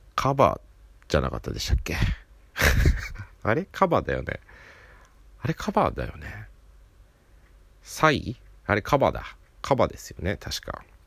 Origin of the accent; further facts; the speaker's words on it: Hokkaido, Japan; also born or lived in Hiroshima; 北海道人の僕